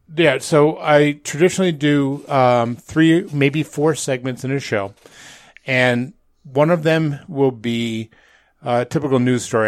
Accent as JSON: {"language": "English", "area": "outside of Albany", "region": "New York", "country": "United States", "tie": "born or raised there", "also_born_or_lived": "Manhattan, New York", "moved": "yes", "said": "growing up outside of Albany, New York"}